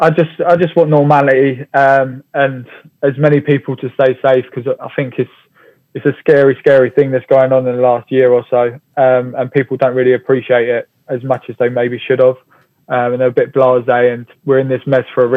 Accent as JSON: {"language": "English", "town": "Hemel Hempstead", "region": "East of England", "country": "United Kingdom", "tie": "born or raised there", "said": "Hemel Hempstead, my hometown."}